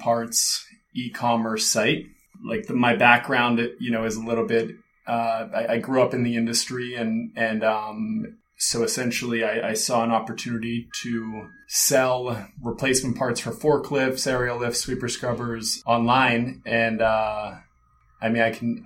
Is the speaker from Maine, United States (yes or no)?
no; Pittsburgh, Pennsylvania, United States; moved away as an adult; also born or lived in Aspen, Colorado; now in Los Angeles, United States; move from my hometown in Pittsburgh, Pennsylvania to Aspen, Colorado to be a ski bum